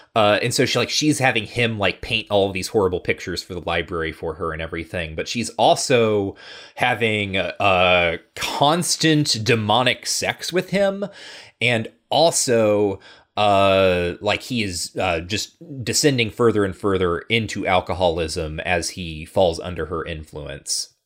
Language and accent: English; Midwest, United States